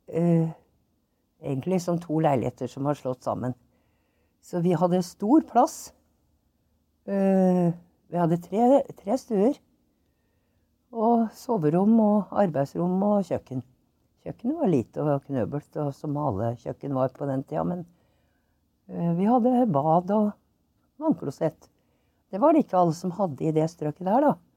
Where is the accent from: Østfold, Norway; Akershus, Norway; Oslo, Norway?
Oslo, Norway; also born or lived in Trondheim; Jeg er født i Trondheim, men jeg har vokst opp i Oslo.